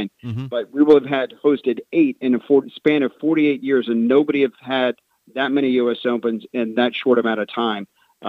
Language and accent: English; Virginia Beach, Virginia, United States; also born or lived in Eastern North Carolina; now in Pinehurst, United States; I was only 2 hours away from my hometown of Virginia Beach.